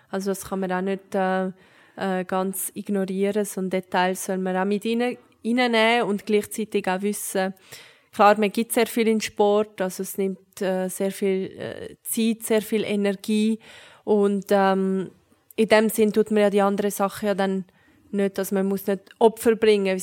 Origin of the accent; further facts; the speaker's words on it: Zurich, Switzerland; ich bin in Zürich aufgewachsen